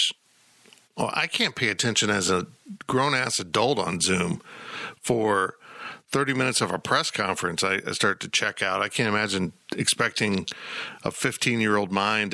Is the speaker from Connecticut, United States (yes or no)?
no; Salina, Kansas, United States; growing up in Salina, Kansas